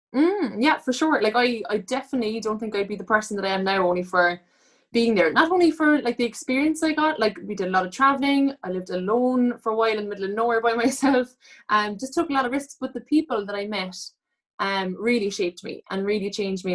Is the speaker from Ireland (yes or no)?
yes; Cork, Munster, Ireland; I'm from Cork